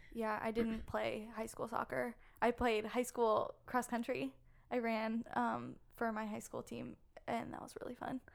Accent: Maryland, United States; moved away as an adult; also born or lived in South Carolina; growing up in Maryland, I started soccer at a very young age

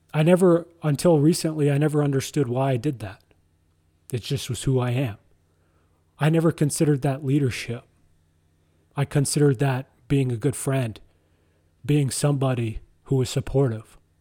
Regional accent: Ottawa, Ontario, Canada; I was born in Ottawa, Ontario, Canada

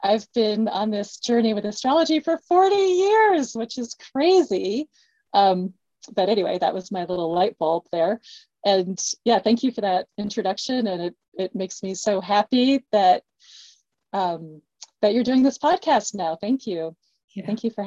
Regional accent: East Coast, United States; I'm from the East Coast

